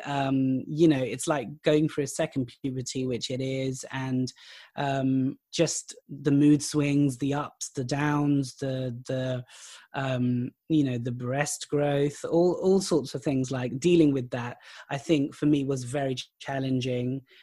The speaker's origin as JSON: {"language": "English", "country": "United Kingdom", "also_born_or_lived": "Pakistan", "said": "I'm British, I'm Pakistani, I'm of South Asian heritage"}